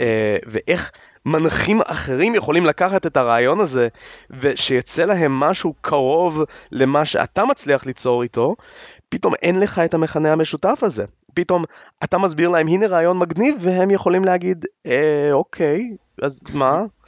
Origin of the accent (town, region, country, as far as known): Israel